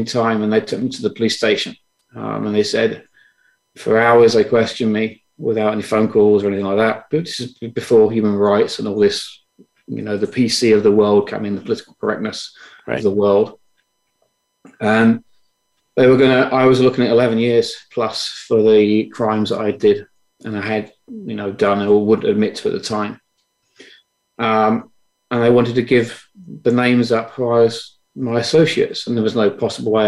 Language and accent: English; London, United Kingdom; I was born in London, England.